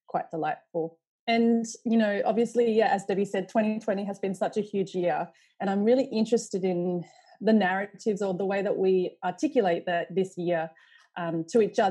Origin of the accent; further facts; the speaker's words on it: Australia; as an Australian artist